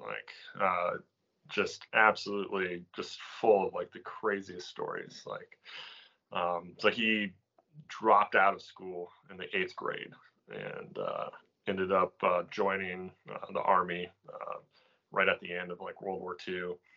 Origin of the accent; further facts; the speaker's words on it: coastal Maine, United States; I grew up here in coastal Maine.